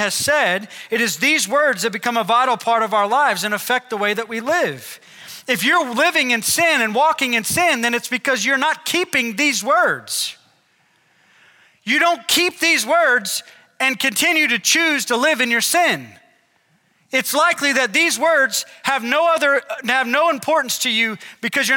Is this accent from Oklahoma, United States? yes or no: yes; Oklahoma, United States; we're from Oklahoma